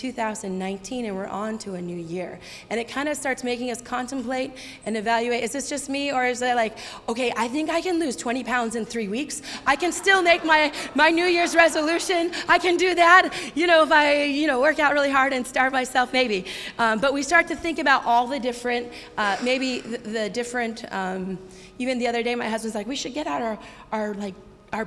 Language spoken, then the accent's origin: English; Santa Clarita, California, United States; moved away; Saugus High School is in my hometown where I grew up